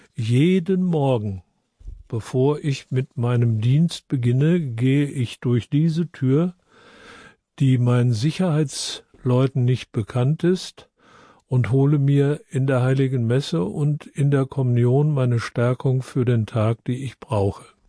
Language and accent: German; Freiburg, Baden-Württemberg, Germany; ich komme aus Freiburg